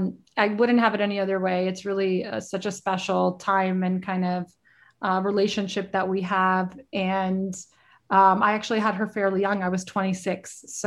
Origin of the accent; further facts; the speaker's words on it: Brooklyn, New York, United States; also born or lived in Queens; having grown up in the city, I grew up in Brooklyn and in Queens and went to massive high schools and colleges.